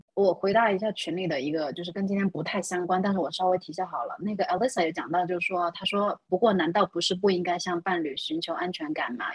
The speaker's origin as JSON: {"language": "Chinese", "country": "China", "said": "我们中国人的文化"}